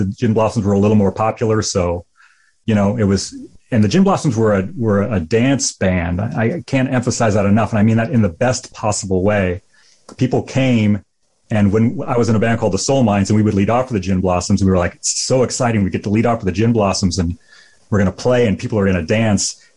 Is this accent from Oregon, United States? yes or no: no; 3 hours from Chicago, Illinois, United States; moved away as an adult; also born or lived in Tempe, Arizona; I grew up 3 hours Chicago, went to Northern Illinois in DeKalb for a semester, came home, went to Black Hawk Junior College in my hometown for 2 years, and then finally escaped to Arizona State